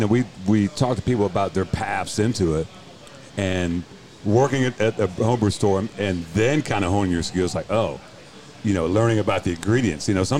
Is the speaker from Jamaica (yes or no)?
yes; Jamaica; Well, I'm Jamaican, so there's that.